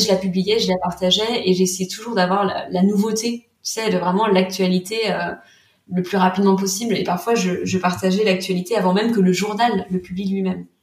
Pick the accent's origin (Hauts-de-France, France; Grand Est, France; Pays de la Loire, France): Pays de la Loire, France; Vendée; moved away as an adult; also born or lived in Nantes; Je venais de Vendée et euh, je voulais absolument voilà vivre et travailler à Nantes